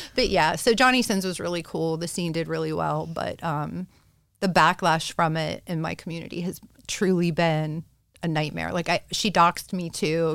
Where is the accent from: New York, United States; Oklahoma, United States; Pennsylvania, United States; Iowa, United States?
Pennsylvania, United States; Pittsburgh; I am from Pittsburgh and I live in this like suburban bubble of hell